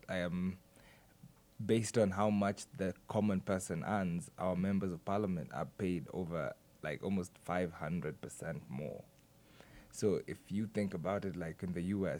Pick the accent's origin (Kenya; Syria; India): Kenya; I'm from Kenya. Live in Nairobi, Kenya